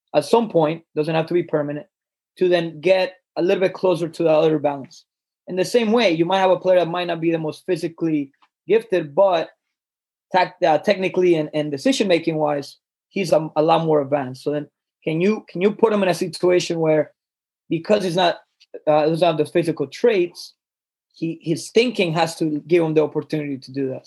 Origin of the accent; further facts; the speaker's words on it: Colombia; I grew up in Colombia